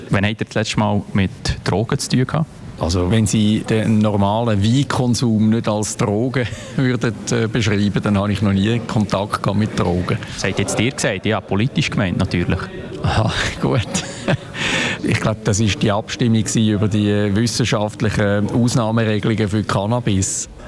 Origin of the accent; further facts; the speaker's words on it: Switzerland; Schweiz ist meine Heimat.